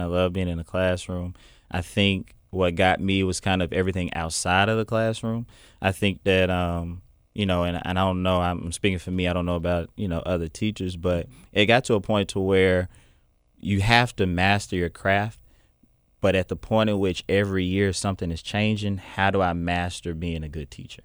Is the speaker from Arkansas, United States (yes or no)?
yes; Little Rock, Arkansas, United States; I'm from Southwest Little Rock